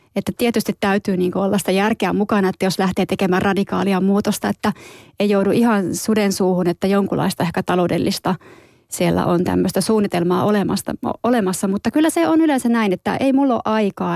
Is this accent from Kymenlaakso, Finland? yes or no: no; Tornio, Lapland, Finland; moved away; torniossa, mistä olen kotoisin